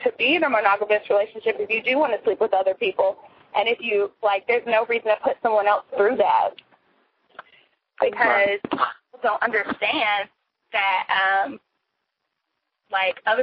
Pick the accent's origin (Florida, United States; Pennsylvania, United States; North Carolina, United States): North Carolina, United States; Greensboro; I'm from Greensboro